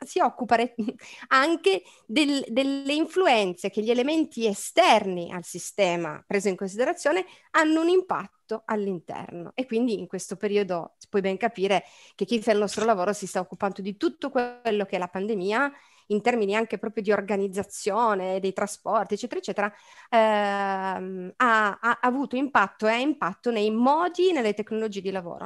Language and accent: Italian; Turin, Piedmont, Italy; also born or lived in Milan; io sono di Torino